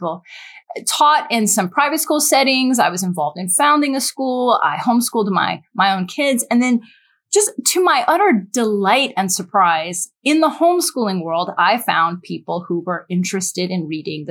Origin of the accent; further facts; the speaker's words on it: United States; I am an American